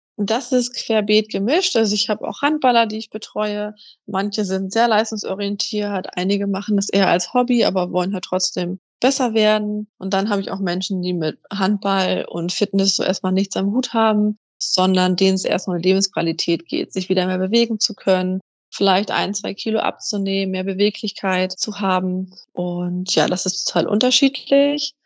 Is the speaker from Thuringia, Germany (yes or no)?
no; Kiel, Schleswig-Holstein, Germany; ich komme aus Kiel an der Ostsee